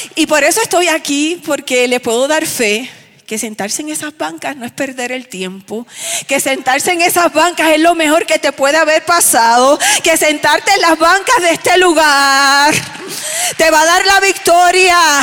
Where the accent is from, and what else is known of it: Aibonito, Puerto Rico; born or raised there